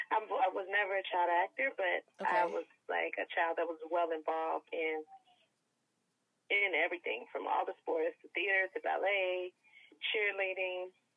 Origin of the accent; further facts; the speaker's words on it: Atlanta, Georgia, United States; now in Los Angeles, United States; I'm from Atlanta